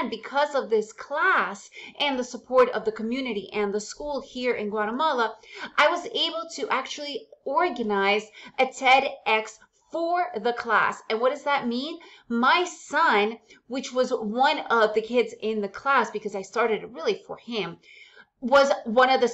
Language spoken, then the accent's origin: English; United States; first language Russian; English is a second language; moved away as an adult; also born or lived in Soviet Union; now in Central America; because we moved to the United States when I was around 6 years old, English is my main language